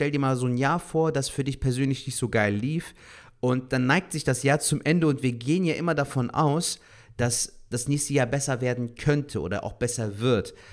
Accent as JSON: {"language": "German", "town": "Cologne", "region": "North Rhine-Westphalia", "country": "Germany", "said": "Ey, Alter, gerade so als Kölner denkt man sich ja dann schon so: Schwartlappen."}